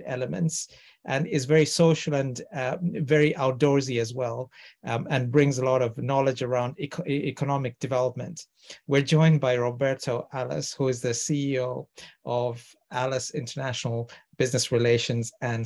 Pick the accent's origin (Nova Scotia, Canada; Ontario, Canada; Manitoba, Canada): Ontario, Canada; Toronto; now in United Kingdom; I'm from Toronto in Canada and now living in the UK.